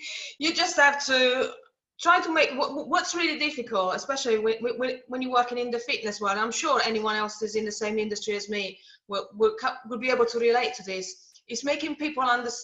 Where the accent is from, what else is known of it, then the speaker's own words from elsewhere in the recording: Italy; moved away; I come from Italy, so my parents and my grandparents used to make wine. So I grew up in jumping on grapes